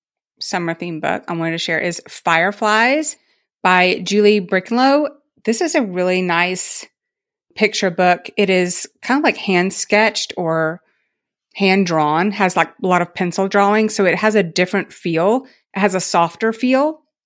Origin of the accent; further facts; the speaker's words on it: Tennessee, United States; We called them lightning bugs. I grew up in Tennessee.